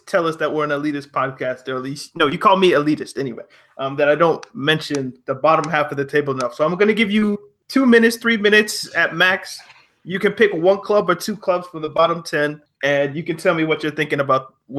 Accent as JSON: {"language": "English", "country": "Canada", "tie": "born or raised there", "said": "As a Canadian"}